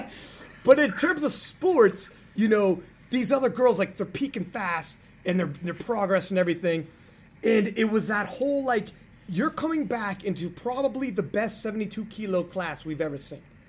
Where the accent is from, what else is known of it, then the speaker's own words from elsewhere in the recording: Canada; as a Canadian